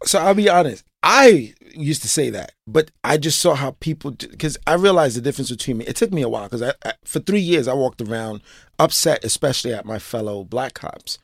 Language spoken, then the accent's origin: English; New York City, New York, United States; born and raised in Brooklyn, East Flatbush, still live in East Flatbush